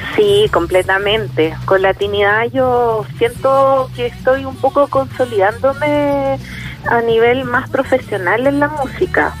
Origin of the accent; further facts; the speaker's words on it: Chile; yo como chilena